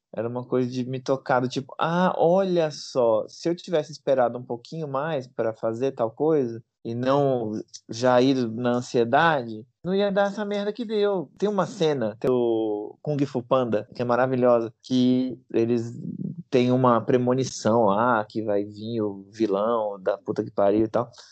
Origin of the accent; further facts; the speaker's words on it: Brazil; eu sou brasileiro